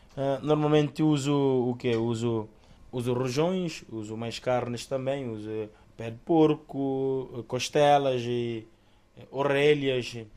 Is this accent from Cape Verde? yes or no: yes; Santa Cruz, Santiago, Cape Verde; moved away as an adult; now in Bragança, Portugal; Eu sou de Cabo Verde, Ilha de Santiago, de uma zona do interior chamada Santa Cruz, concretamente Pedra Barejo.